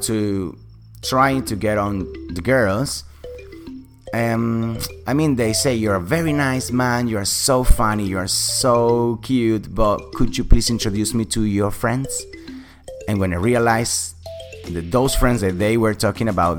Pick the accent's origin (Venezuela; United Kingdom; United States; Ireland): Venezuela; Caracas, Capital District; accent: British; English is a second language; moved away; I'm from Venezuela, Caracas, the capital city.